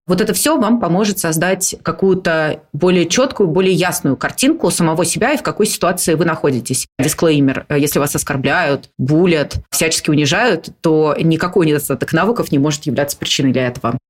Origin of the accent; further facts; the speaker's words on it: Moscow, Russia; я родилась в Москве, но мне, например, не нравилось в 20 там, лет жить, продолжать жить с родителями